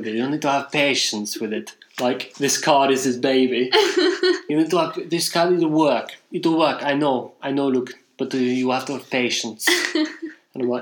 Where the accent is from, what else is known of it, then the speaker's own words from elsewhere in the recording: England, United Kingdom; I'm English.